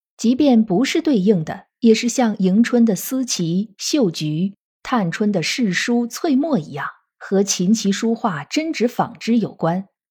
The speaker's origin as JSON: {"language": "Chinese", "country": "China", "said": "我们中国人是一个非常重视姓名的民族"}